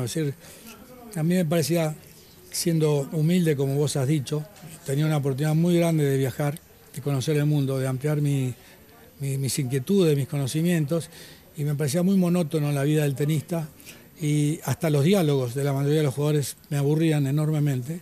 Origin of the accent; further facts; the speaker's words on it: Argentina; also born or lived in Galicia, Spain / California; Yo soy nací en España, me vine a Argentina a los tres años. Soy el gallego, soy de Galicia